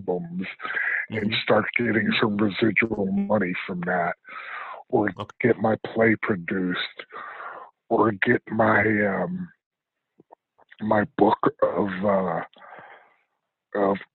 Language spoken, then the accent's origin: English; Rensselaer, New York, United States; growing up in Rensselaer was kind of cool because, like I said, I felt it was a close-knit community